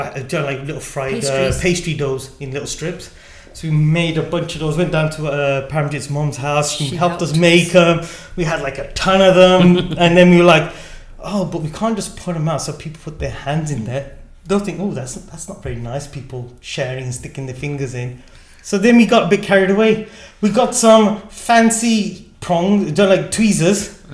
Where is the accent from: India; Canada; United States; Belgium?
India; And then immediately in our head, it was like, we're Indian.